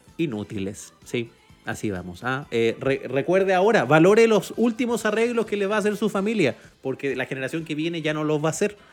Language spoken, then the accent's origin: Spanish; Chile; yo soy chileno